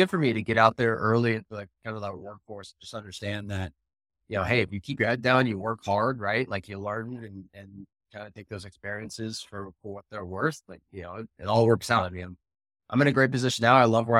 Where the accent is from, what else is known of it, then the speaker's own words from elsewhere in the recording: Danville, North Carolina, United States; also born or lived in Northern Virginia; I didn't move around a ton, but I was originally from Danville, North Carolina.